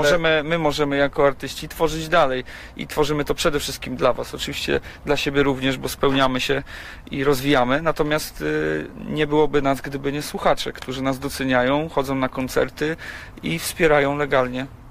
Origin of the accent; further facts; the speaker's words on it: Gniezno, Greater Poland, Poland; also born or lived in Poznań; Ja, ja pochodzę z Gniezna i okolice Gniezna są mi bardzo dobrze znane